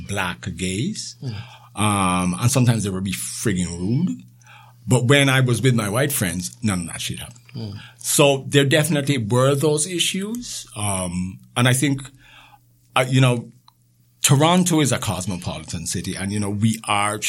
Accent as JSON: {"language": "English", "country": "Jamaica", "tie": "born or raised there", "also_born_or_lived": "Thornhill, Canada", "moved": "yes", "lives_now": "Canada", "said": "Growing up in Jamaica"}